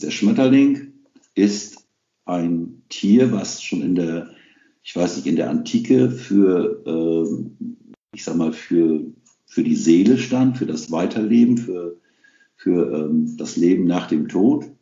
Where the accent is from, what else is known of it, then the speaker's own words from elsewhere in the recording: Rhauderfehn, Lower Saxony, Germany; first language Low German; also born or lived in Saterland; steht in meinem Ausfall auf Westroderfehn und somit bin ich gebürtiger Ostfriese